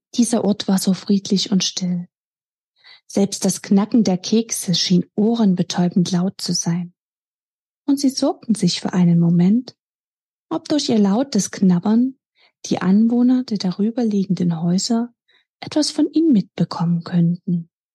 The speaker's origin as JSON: {"language": "German", "town": "Dresden", "region": "Saxony", "country": "Germany", "tie": "born or raised there", "said": "mit Leib und Seele gehöre ich meiner Heimatstadt Dresden"}